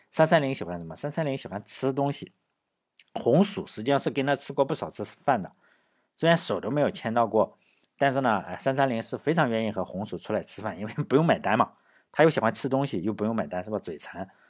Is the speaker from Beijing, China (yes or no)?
no; Laiwu, Shandong, China; 我老家来无县